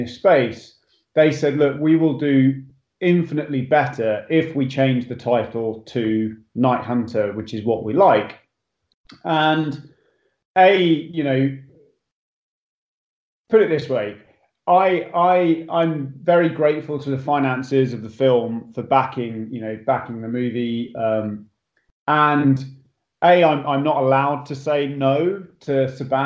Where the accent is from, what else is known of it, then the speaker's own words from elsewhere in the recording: Botany Bay, north London, United Kingdom; accent: English; moved away as an adult; also born or lived in Hertfordshire, England; now in Los Angeles, United States; I actually grew up in a place called Botany Bay, which is where I also used to play cricket. But it's in between a place called Enfield and Potter's Bar. So just sort of north London